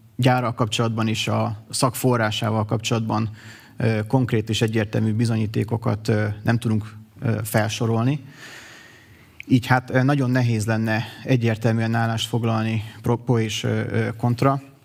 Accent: Miskolc, Borsod-Abaúj-Zemplén, Hungary; Miskolcon születtem, itt is végeztem a tanulmányaimat

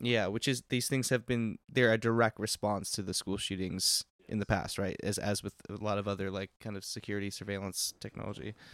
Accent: Texas, United States; moved away; I'm from Texas, not from Uvalde, which is a small town, but, um, like, we did school shooter drills and shit all through high school and, like, even in middle school

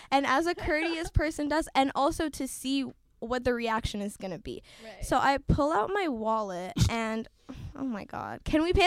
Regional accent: Haiti; now in United States; when I moved here, it was definitely different from what I grew up with in Haiti

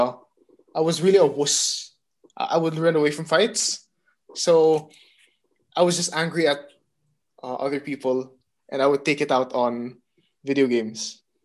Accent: Abu Dhabi, United Arab Emirates; now in Philippines; back in Abu Dhabi, where I grew up in the Middle East

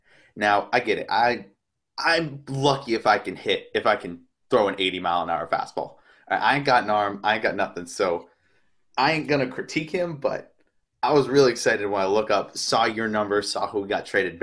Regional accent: Tennessee, United States; I'm from Tennessee

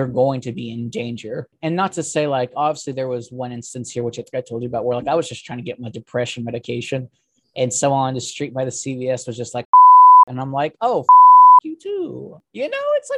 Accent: California, United States; moved away as an adult; also born or lived in Texas; now in Alabama, United States; I'm from California

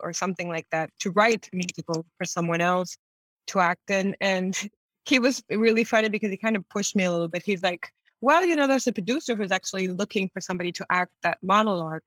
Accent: Tijuana, Baja California, Mexico; moved away as an adult; also born or lived in San Diego, California, United States / Mexico City, Mexico; now in Buenos Aires, Argentina; I grew up in Tijuana, and I grew up in San Diego in California

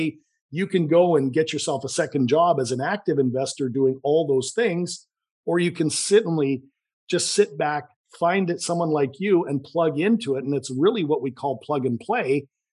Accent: Vancouver, British Columbia, Canada; accent: Canadian; I'm from Vancouver, Canada. You might detect a little bit of a Canadian accent.

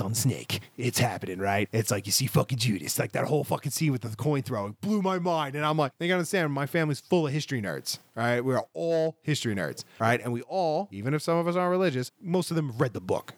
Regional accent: Scotland, United Kingdom; I'm Scottish

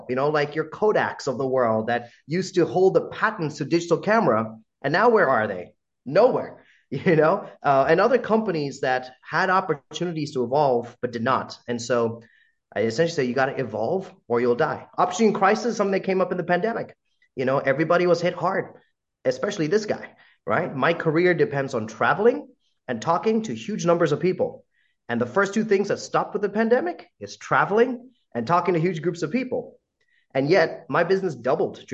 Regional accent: United States; accent: American; a brown guy with an American accent

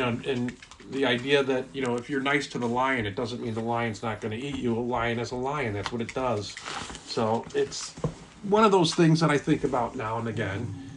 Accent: Highland Park, Illinois, United States; born or raised there; also born or lived in Erie, Pennsylvania / Vernon Hills, Illinois / Highwood, Illinois

